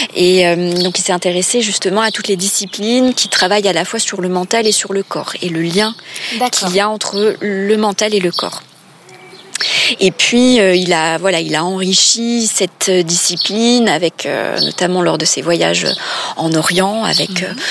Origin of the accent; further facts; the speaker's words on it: Grand Est, France; moved away as an adult; also born or lived in Paris region; now in Nancy, France; je suis revenue dans ma région natale. et puis, j'ai trouvé un poste à Nancy